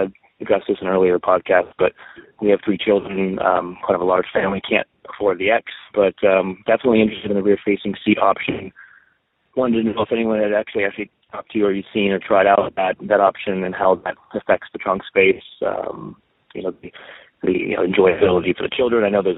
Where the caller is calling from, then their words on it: San Diego, California, United States; I'm from San Diego.